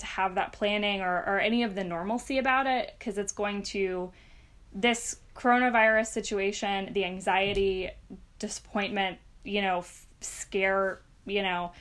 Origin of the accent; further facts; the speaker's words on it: the South, United States; now in Bay Area, United States; We're both from the South, but from different states. All of our families are down there